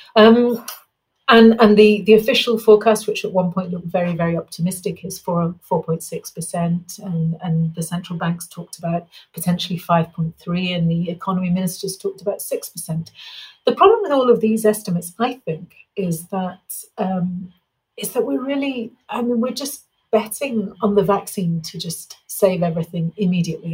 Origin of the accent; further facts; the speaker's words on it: England, United Kingdom; now in Mexico; I'm English